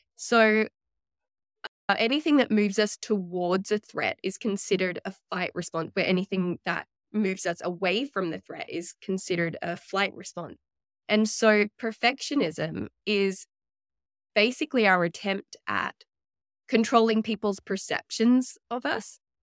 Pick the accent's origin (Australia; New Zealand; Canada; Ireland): Australia; also born or lived in New York; now in Sunshine Coast, Australia; I'm from Australia, but I had no family on the Sunshine Coast